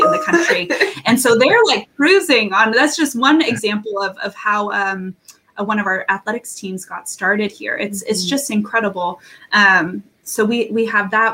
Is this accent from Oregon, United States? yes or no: no; Massachusetts, United States; also born or lived in Kentucky; I grew up in Massachusetts